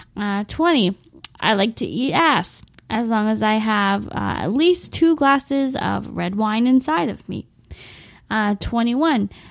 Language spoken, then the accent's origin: English; Windsor, Ontario, Canada; my hometown of Windsor, Ontario